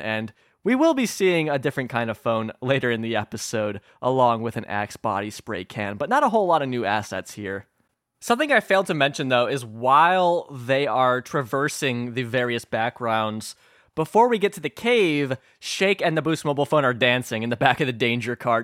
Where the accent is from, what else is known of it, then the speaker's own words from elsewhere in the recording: Illinois, United States; my home state of Illinois.